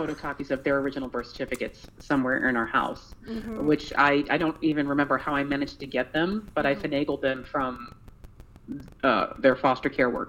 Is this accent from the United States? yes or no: yes; New York City, New York, United States; moved away as an adult; now in Rochester, United States; So we live in Rochester, New York. I've been here with my wife for 20 years. I actually relocated for her. Aww. I grew up in New York City.